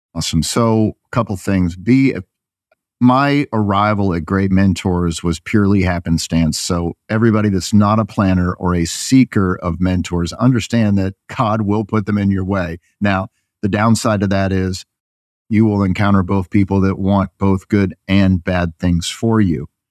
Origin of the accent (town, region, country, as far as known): Northeast, United States; moved away as an adult; also born or lived in Waco, Texas